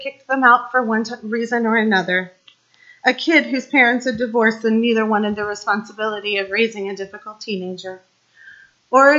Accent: Kansas City, Midwest, United States; I grew up in the Midwest, just outside of Kansas City, in an area much like Leesburg.

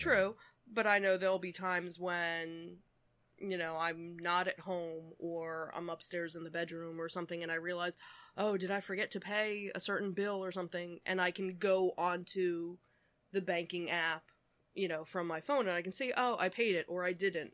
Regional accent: Philadelphia, Pennsylvania, United States; we are from the Philadelphia region

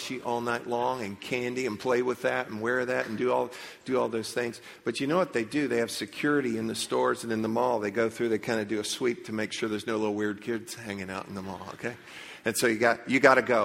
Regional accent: Leesburg, Florida, United States; I grew up in Leesburg

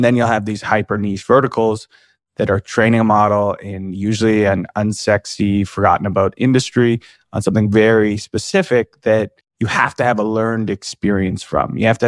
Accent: Canada; as a Canadian

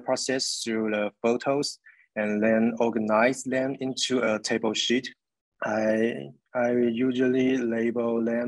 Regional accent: Taiwan; I'm an artist from Taiwan who runs my own art studio

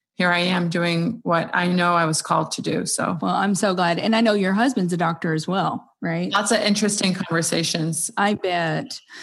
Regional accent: Iraq; moved away; We grew up in Iraq

